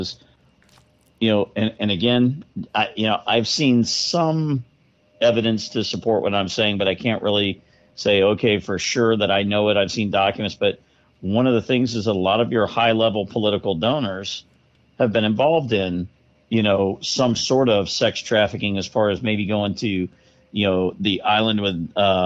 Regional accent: Florida, United States; I grew up in Florida

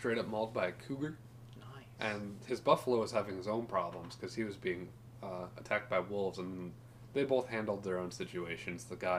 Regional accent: Wisconsin, United States; We're from Wisconsin.

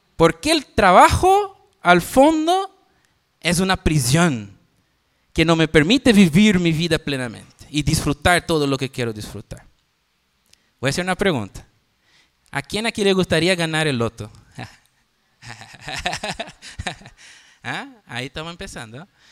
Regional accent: Northeast Region, Brazil; Spanish is a second language; moved away; me voy para Brasil, para el noreste, volver a mi tierra

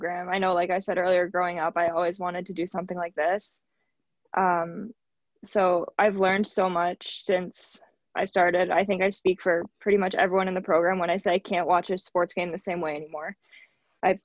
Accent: Hamilton, Ontario, Canada; my hometown team

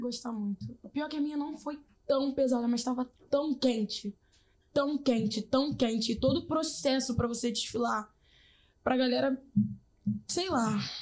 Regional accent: Rio de Janeiro, Brazil; also born or lived in Jacarepaguá, Rio de Janeiro; now in São Gonçalo, Brazil; eu sou nascida e criada na Rocinha

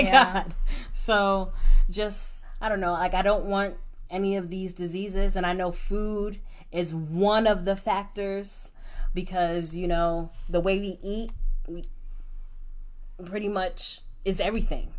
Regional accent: New York City, New York, United States; moved away; growing up in New York

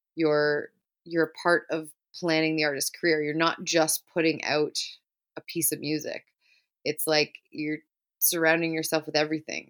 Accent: Brampton, Ontario, Canada; also born or lived in Toronto; now in Caledon, Canada; I grew up in Brampton, Ontario, and lived there basically my whole life

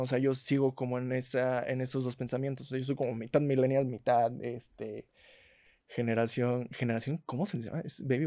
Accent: La Huasteca, Mexico; now in Mexico City, Mexico; yo soy orgullosamente huasteco

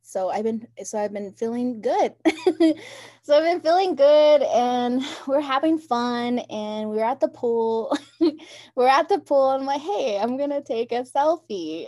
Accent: Round Rock, Arizona, United States; also born or lived in Tuba City, Arizona; I grew up in Round Rock

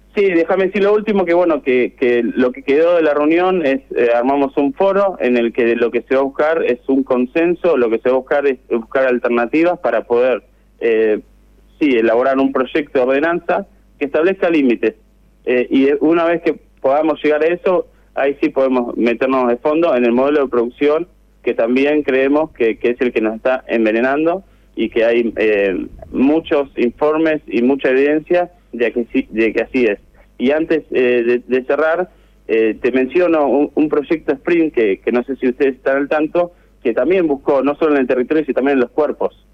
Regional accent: Necochea, Buenos Aires Province, Argentina; moved away; la ciudad donde yo nací

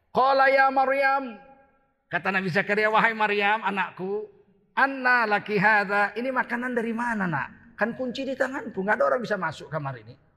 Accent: Aceh, Indonesia; Kita orang Aceh, nggak ada laki-laki menyuruh istrinya belanja ke warung, ke pasar.

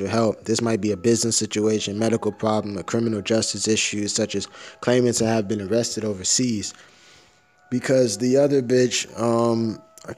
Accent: United States; I'm American

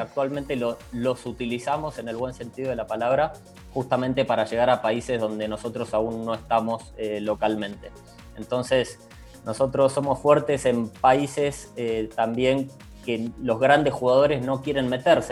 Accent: Argentina; moved away as an adult; now in Chile; argentino, reciente residente

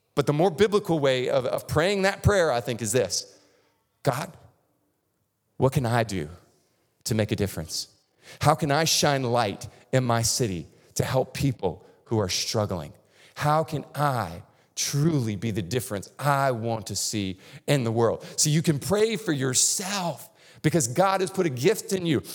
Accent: North Florida, United States; moved away; I grew up in North Florida, which is basically Lower Alabama

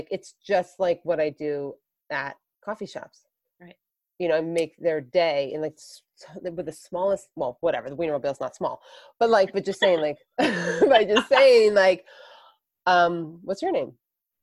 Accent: Hartford, Connecticut, United States; I grew up in the Hartford area

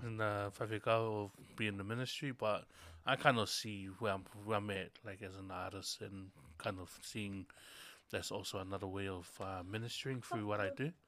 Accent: Tonga; born in Tonga, born and raised in Tonga

